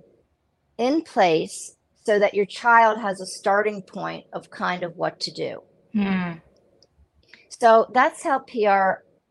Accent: United States; now in Israel; I'm from the United States

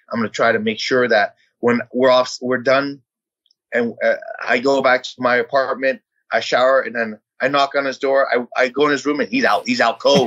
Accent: San Jose, California, United States; English is a second language; also born or lived in Vietnam; my grandfather got on his feet, and we bought a house in San Jose. And you know, we were that typical family that um, that you know, twelve to a four bedroom house

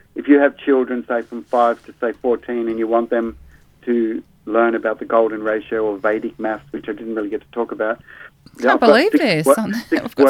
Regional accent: Sydney, New South Wales, Australia; in my 20s when I grew up in Sydney

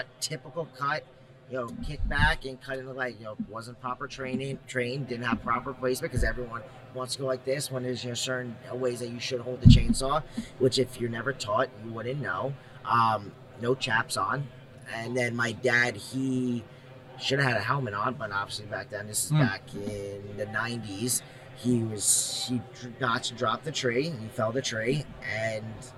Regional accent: Long Island, New York, United States; I'm from Long Island, New York

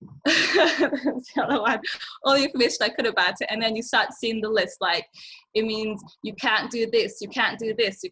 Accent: England, United Kingdom; English is a second language; moved away as an adult; also born or lived in Nigeria; now in Yellowknife, Canada; I moved to England when I was 5. So I was I didn't speak English. I was straight out of Nigeria, put in an English school in the city I lived in.

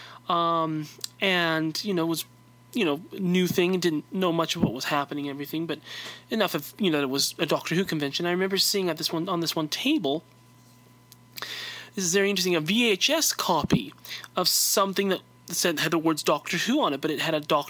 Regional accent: California, United States; I'm from California

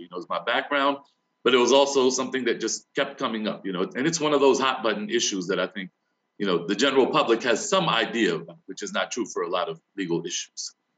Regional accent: New Castle County, Delaware, United States; growing up in Newcastle County, Delaware, during the era of comprehensive school desegregation.

